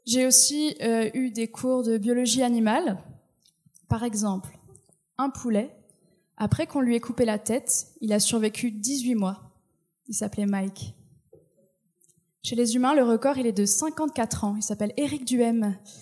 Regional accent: France; moved away as an adult; now in Quebec, Canada; Je suis française et j'essaye de m'intégrer

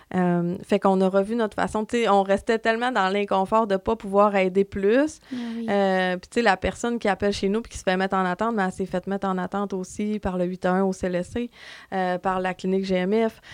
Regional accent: Dolbeau-Mistassini, Quebec, Canada; je viens de Dolbeau et euh, depuis toujours, j'ai resté à Dolbeau

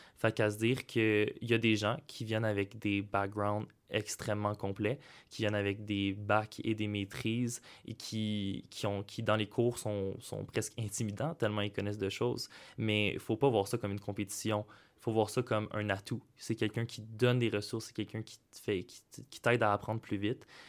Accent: Saint-Jean-sur-Richelieu, Quebec, Canada; moved away as an adult; now in Sherbrooke, Canada; je viens du cégep de Saint-Jean-sur-Richelieu

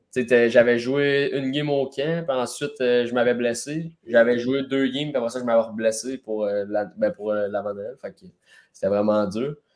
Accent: Rouyn-Noranda, Quebec, Canada; je viens de Rwanda

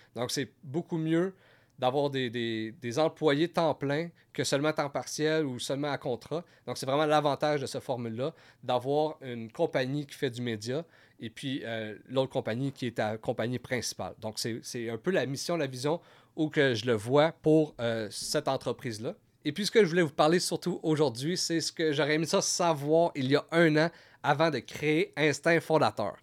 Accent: Gatineau, Quebec, Canada; je viens de Gatineau

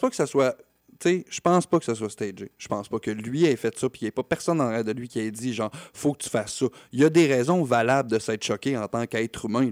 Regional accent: Quebec, Canada; pour nous en tant que Québécois

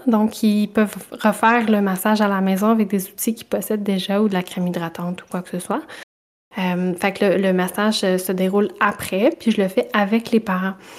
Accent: Saint-Boniface, Quebec, Canada; je suis une petite bonifacienne, donc je viens de Saint-Boniface en Mauricie

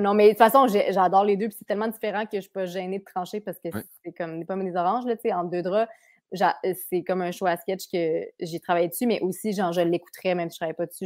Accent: Quebec City, Quebec, Canada; now in Montreal, Canada; Cap Rouge, euh, c'est mon patelin

